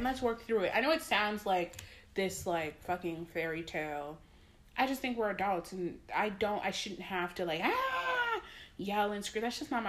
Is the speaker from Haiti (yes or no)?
yes; Haiti; I'm from Haiti.